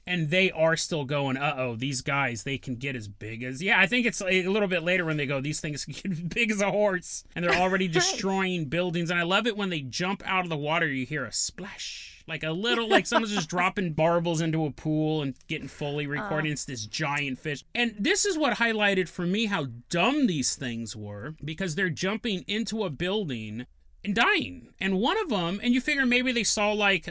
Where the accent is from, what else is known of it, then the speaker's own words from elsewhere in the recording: West Coast, United States; We call them air raid sirens in the West Coast